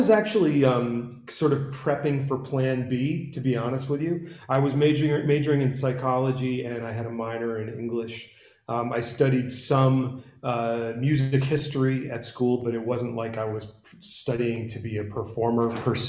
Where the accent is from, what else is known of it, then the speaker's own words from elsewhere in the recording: Worcester, Massachusetts, United States; moved away as an adult; also born or lived in Washington, D.C.; I grew up in Worcester, Massachusetts, in the middle of the state. And went to school. I went to high school out there in Western Massachusetts